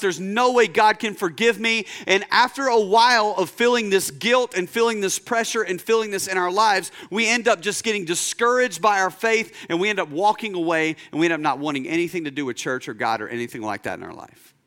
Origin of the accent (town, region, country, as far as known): United States; first language English